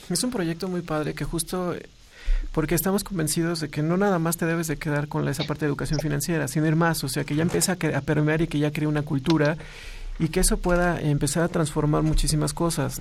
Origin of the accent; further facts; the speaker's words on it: Mexico; como mexicanos